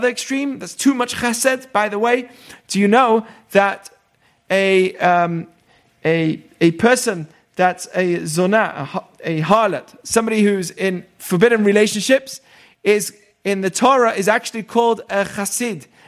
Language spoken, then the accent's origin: English; England, United Kingdom; moved away; I grew up in England.